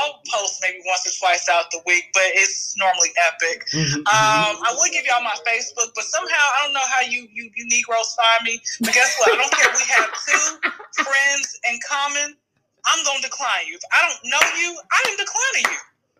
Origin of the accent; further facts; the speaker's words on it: Wyoming, United States; I'm from Wyoming. Stay there.